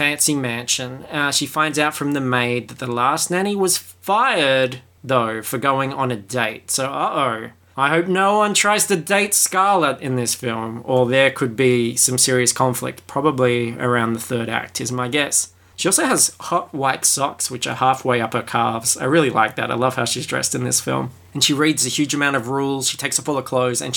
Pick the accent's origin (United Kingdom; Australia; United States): Australia; I am Australian